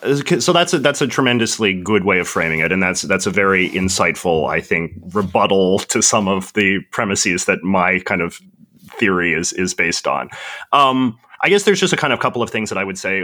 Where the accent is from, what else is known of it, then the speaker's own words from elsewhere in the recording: Vancouver, British Columbia, Canada; I'm from Vancouver, which has some of the most expensive and overinflated property prices in the entire world